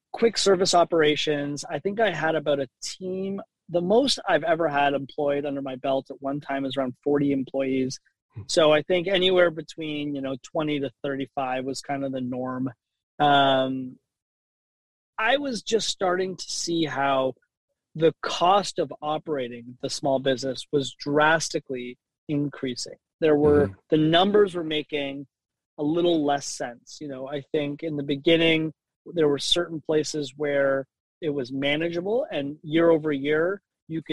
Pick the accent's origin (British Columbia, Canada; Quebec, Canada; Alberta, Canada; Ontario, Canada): Ontario, Canada; Toronto; I spent most of my, you know, my teenage years, my youth, growing up at Avenue Road and Wilson.